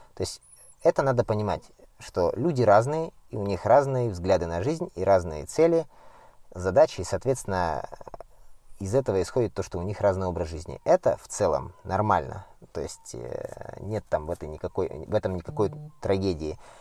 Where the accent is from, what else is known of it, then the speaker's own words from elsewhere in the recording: Siberia, Krasnoyarsk Krai, Russia; я родом сам с Красноярского края, Сибири, и жил в деревне